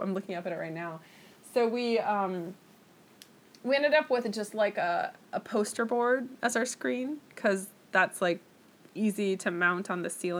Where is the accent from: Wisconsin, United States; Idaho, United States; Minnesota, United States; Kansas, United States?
Minnesota, United States; St. Paul; moved away as an adult; also born or lived in San Francisco, California / Sacramento, California; now in Los Angeles, United States; St. Paul, actually